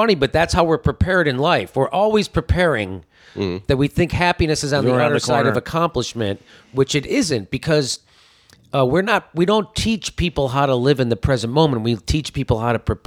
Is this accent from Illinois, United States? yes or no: yes; Chicago, Illinois, United States; now in Pasadena, United States; I'm from Chicago